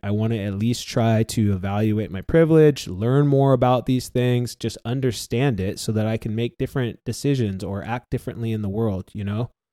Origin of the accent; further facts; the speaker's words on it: San Diego, California, United States; I grew up in North County, San Diego middle class family